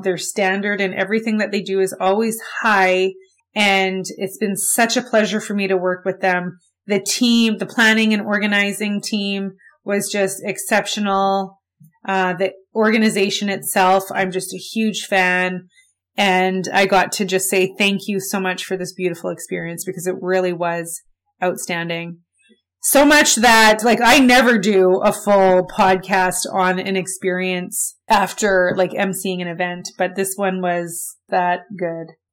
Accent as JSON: {"language": "English", "town": "Winnipeg", "region": "Manitoba", "country": "Canada", "tie": "born or raised there", "said": "I grew up in Winnipeg, I was born here, I lived here my whole life"}